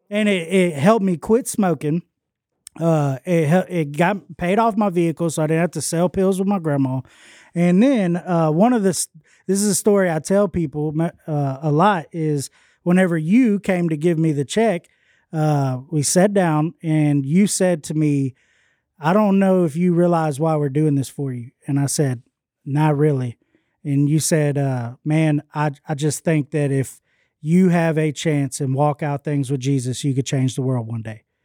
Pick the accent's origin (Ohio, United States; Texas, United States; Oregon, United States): Texas, United States; Houston; moved away as an adult; also born or lived in Longview, Texas; now in West Monroe, United States; I was born in Houston and all I ever knew was Houston.